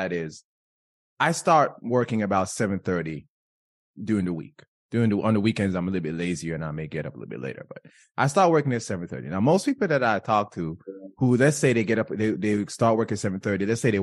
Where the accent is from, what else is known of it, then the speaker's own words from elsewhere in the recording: Jamaica; I'm Jamaican